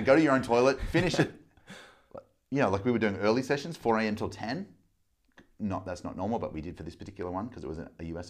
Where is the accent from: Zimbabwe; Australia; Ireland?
Australia; Melbourne, Victoria; Grew up in Melbourne. Mum and dad split up when I was two. Dad's in Sydney. Mum's in Melbourne. Grew up in a little neighbourhood called North Carlton, kind of near the city